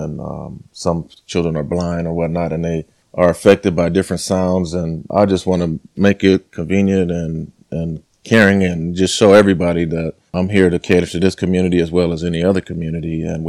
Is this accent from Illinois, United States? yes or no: no; Los Angeles, California, United States; I've come from, I'm from South Central LA, and a lot of my friends, you know, we weren't supposed to make it past 18. I'm 43 years old